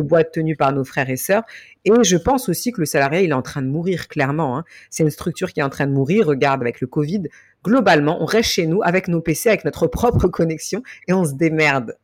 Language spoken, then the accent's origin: French; France; Je suis d'origine malienne. J'ai grandi et je suis née en France